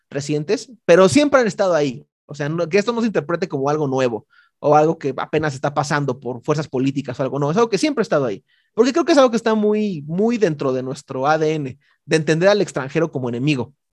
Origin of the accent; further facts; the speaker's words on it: Mexico; por alguna razón fortuita soy mexicano